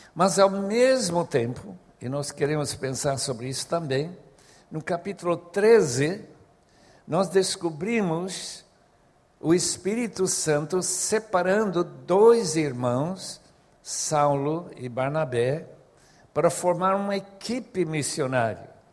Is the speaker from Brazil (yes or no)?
no; Bolivia; moved away; Como eu fui criado na Bolívia